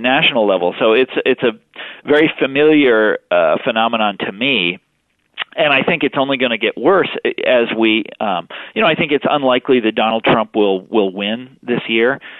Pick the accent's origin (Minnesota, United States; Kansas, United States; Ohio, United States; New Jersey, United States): Kansas, United States; moved away; I'm from Kansas